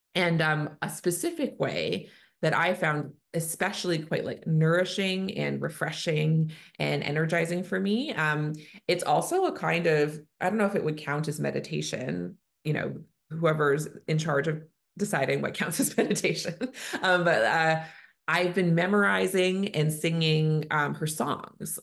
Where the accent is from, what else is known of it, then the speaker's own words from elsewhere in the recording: Canada; I'm a Canadian family physician